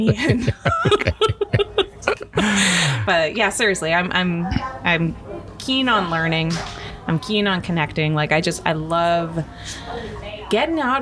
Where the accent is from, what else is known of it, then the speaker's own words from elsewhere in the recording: Inuvik, Northwest Territories, Canada; moved away as an adult; I was born and raised in Inuvik Northwest Territories in Canada.